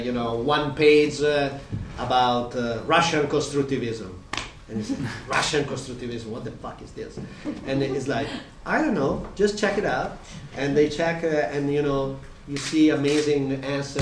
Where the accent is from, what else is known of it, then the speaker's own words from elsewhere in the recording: Modena, Emilia-Romagna, Italy; I grew up in Modena in a food valley, you know, in the middle of Emilia-Romagna.